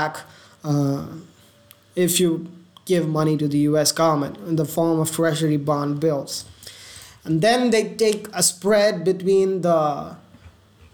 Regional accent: India; I'm Indian

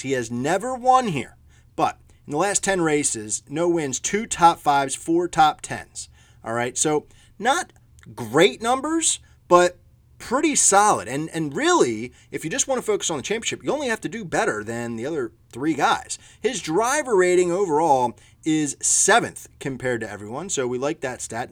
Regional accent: Philadelphia, Pennsylvania, United States; I'm from Philadelphia

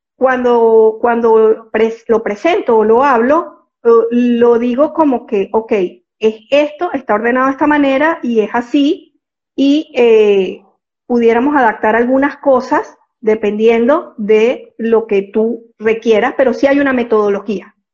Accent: Venezuela; moved away as an adult; now in Panama; soy venezolana, desde hace 15 años vivo aquí en Panamá.

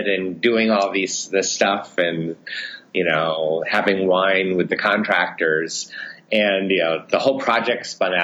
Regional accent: New England, United States; moved away as an adult; now in Paris, France; I grew up in New England and the East Coast

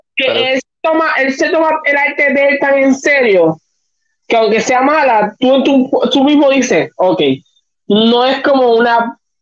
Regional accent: Puerto Rico; nosotros como puertorriqueños.

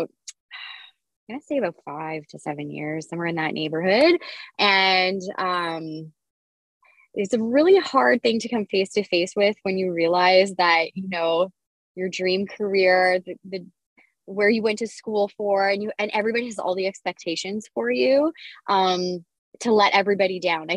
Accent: Kapuskasing, Ontario, Canada; I grew up in Cap Skasing

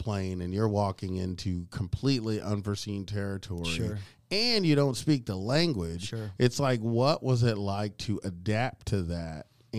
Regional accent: Oklahoma, United States; No, I'm from Oklahoma.

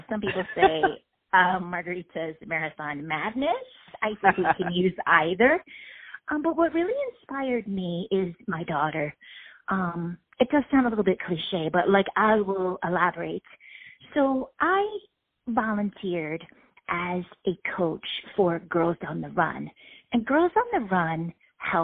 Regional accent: Washington, District of Columbia, United States; my hometown here in D.C.

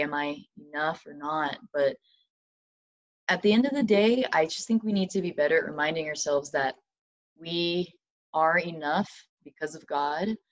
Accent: Madison, Alabama, United States; moved away as an adult; now in Loma Linda, United States; I'm originally from Huntsville, Alabama, technically Madison. It's a little uh, suburb, but yeah, Huntsville, Alabama

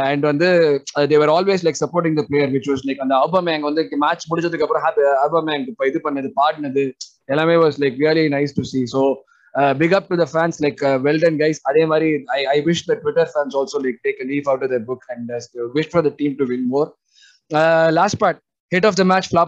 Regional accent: Madurai, Tamil Nadu, India; நானும் மதுரக்காரன் தானா

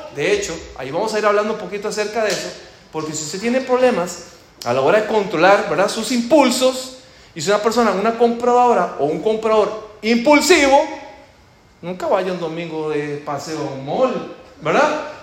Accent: Costa Rica; moved away; Como ustedes ya posiblemente ya lo identificaron con mi acento, yo soy de Costa Rica

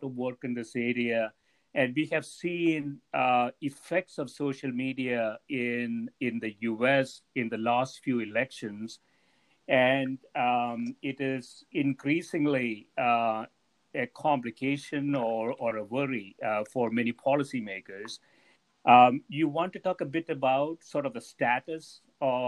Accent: South India, India; moved away; When I was growing up in South India

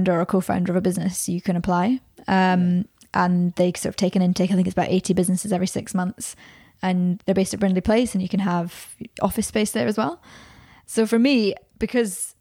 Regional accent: Scotland, United Kingdom; now in Birmingham, United Kingdom; back to my hometown

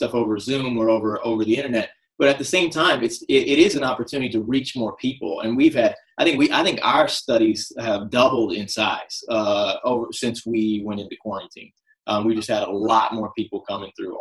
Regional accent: Columbus, Indiana, United States; moved away as an adult; also born or lived in Kentucky; now in New York City, United States; I grew up in Indiana, actually, not too far from where you are, in Columbus for most of my childhood.

